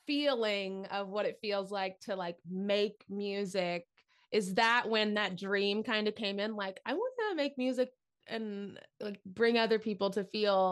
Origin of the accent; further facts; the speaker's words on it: Tennessee, United States; I'm from Tennessee. So that was my backyard.